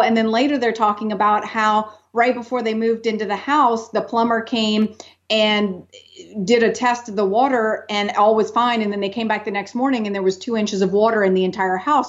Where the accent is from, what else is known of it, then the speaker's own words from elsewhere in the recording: New Orleans, Louisiana, United States; now in Austin, United States; I grew up in New Orleans